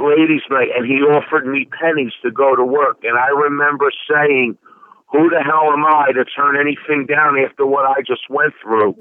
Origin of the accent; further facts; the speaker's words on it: Philadelphia, Pennsylvania, United States; I'm born and raised in the Italian market area